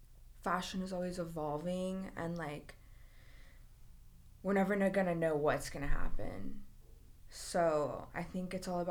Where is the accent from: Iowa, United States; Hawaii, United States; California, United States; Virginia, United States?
California, United States; Los Angeles; also born or lived in New York; I grew up in LA, like the Valley, Beverly Hills